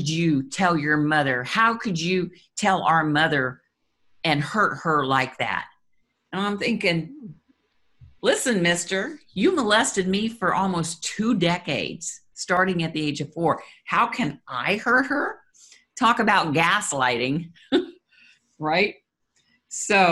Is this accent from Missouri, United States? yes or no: yes; Kansas City, Missouri, United States; moved away as an adult; now in Florida, United States; Kansas City is our hometown